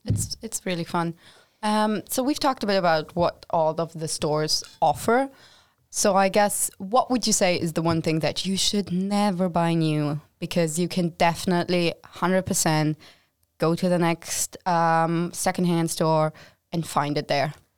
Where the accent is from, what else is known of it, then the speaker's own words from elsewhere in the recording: Germany; moved away as an adult; now in Linköping, Sweden; I'm also from Germany